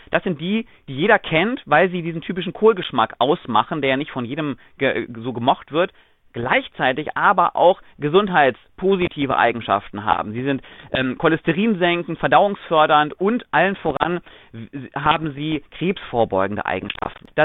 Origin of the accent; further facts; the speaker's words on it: Oldenburg, Lower Saxony, Germany; Naja, erstmal zunächst als gebürtiger Oldenburger ist man mit Grünkohl aufgewachsen und es ist hierzulande spätestens im Winter absoluter Begriff gewesen.